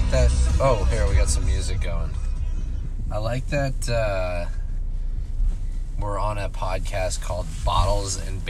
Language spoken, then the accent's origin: English; San Francisco, California, United States; It was much more industrial where I live, which is south of Market, also known as SoMa.